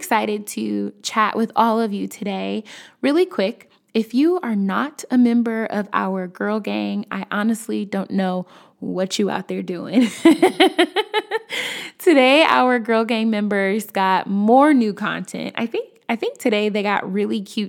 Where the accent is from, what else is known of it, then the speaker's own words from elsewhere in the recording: Chicago, Illinois, United States; I'm from Chicago